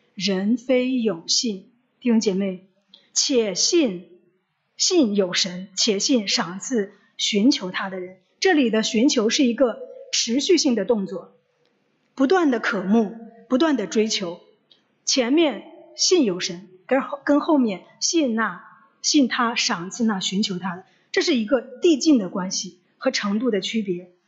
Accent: China; 中秋节对我们中国人来说就是团圆

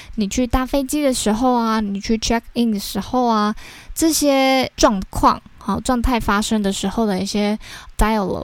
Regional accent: Taiwan; 我们台湾人

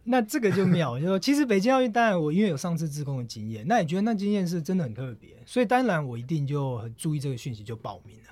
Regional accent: Taiwan; 我前几天才做飞机从台湾过来

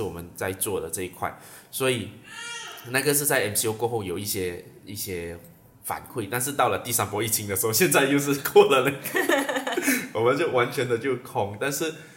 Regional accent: Muar, Johor, Malaysia; 我一个麻婆人在从小在吃榴莲，然后家里以前有做榴莲园的

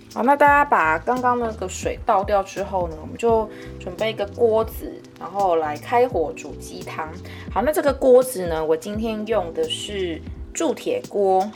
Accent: Kaohsiung, Taiwan; moved away as an adult; now in Taipei, Taiwan; 我是高雄人

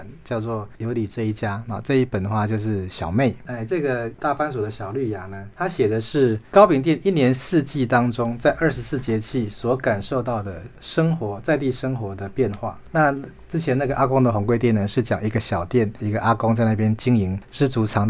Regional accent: Taiwan; 所以很像是我们台湾人们这样的那种坚强

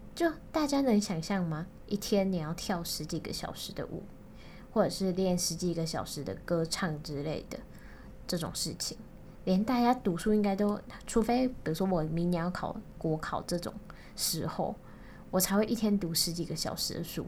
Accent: Kaohsiung, Taiwan; 我是高雄人

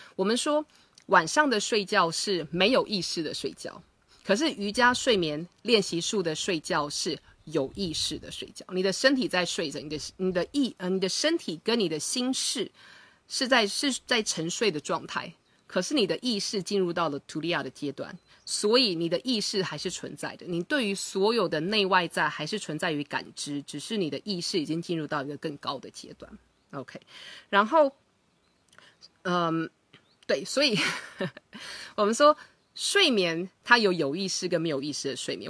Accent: Taiwan; 我以前小时候在台湾念书的时候，我们中午是有所谓的午睡时间

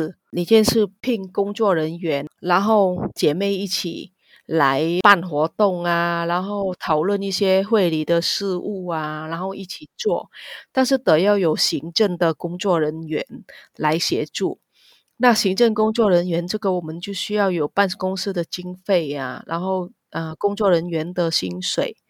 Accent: Vietnam; Chinese is a second language; moved away as an adult; now in Taiwan; 然后我也是南洋台湾姐妹会的理事，我来自越南，

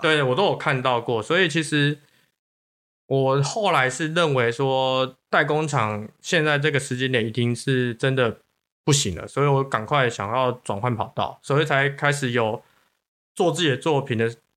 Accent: Taiwan; 我们台湾人

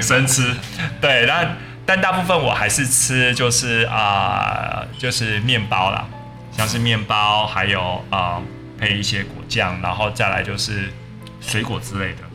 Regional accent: Taiwan; moved away; also born or lived in Russia / Australia; 我就算是回到台湾，我也很少去吃外食

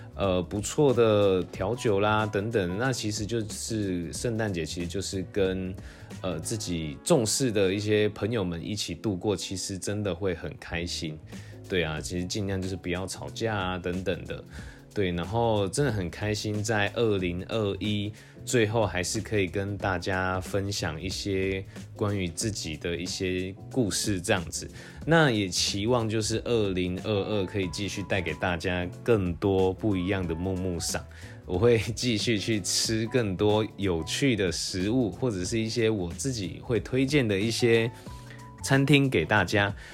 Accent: Taiwan; now in Taipei, Taiwan; 我就是道地的台湾人，其实也没有到国外生活过

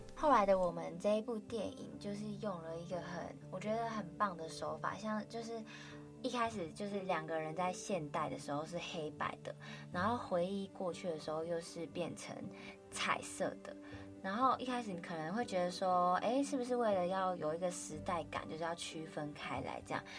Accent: Kaohsiung, Taiwan; moved away as an adult; now in Taipei, Taiwan; 小时候在高雄念书的时候

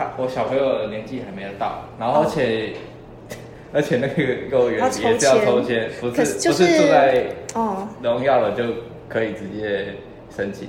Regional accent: Tucheng, New Taipei, Taiwan; 对我对我爸妈家从土城搬搬到就是搬到北大特区，然后买了上北大，然后我也没有居住在上北大，我那时候其实是是在上海。

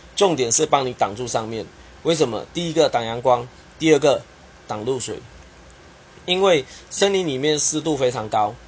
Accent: Kuching, Sarawak, Malaysia; now in Taiwan; 马来西亚我的家乡沙捞越古晋

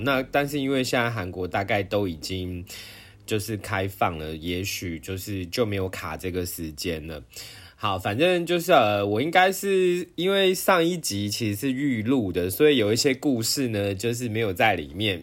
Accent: Taiwan; 我是台湾人

